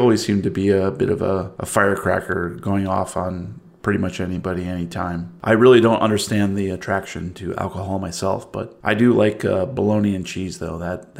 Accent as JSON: {"language": "English", "country": "Canada", "said": "No, it's not because I'm Canadian."}